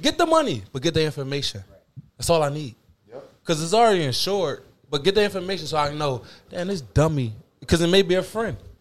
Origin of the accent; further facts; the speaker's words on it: Philadelphia, Pennsylvania, United States; I'm from Philly